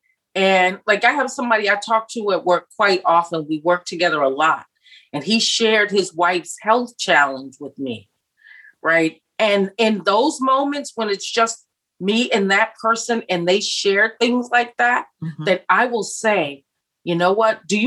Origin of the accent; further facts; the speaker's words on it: United States; moved away as an adult; I'm an American in a foreign country